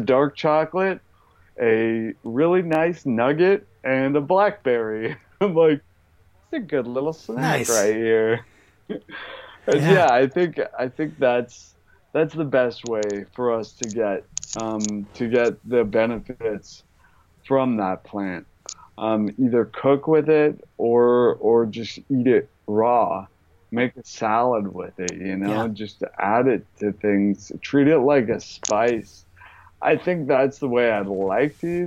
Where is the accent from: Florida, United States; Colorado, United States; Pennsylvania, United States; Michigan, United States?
Colorado, United States; Boulder; moved away; also born or lived in New York; I grew up in Boulder, Colorado